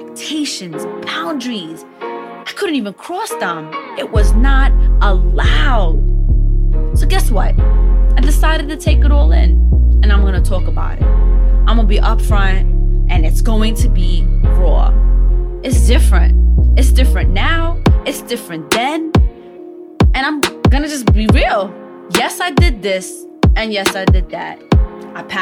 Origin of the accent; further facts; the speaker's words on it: New York City, New York, United States; I was first generation, born and raised in Brooklyn, New York City.